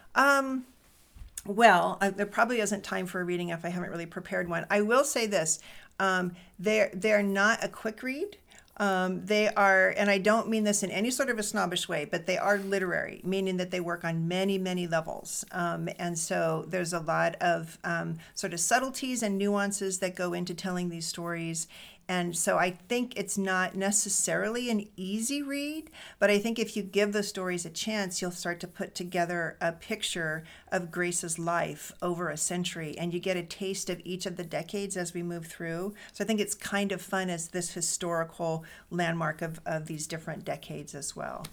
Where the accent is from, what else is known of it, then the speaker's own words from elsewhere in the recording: Fresno, California, United States; now in Des Moines, United States; my mom was a Korean American woman who was born in the Bay Area and then um, raised um, us in Fresno